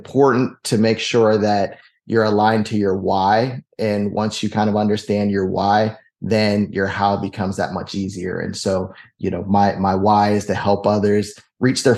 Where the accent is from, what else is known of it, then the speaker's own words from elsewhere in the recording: Pittsburgh, Pennsylvania, United States; moved away; I'm originally from Pittsburgh